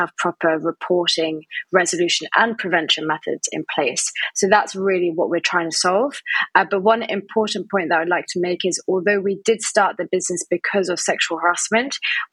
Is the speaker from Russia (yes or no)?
no; France; moved away as an adult; also born or lived in Spain; I am English, but I grew up in France and then went to Spain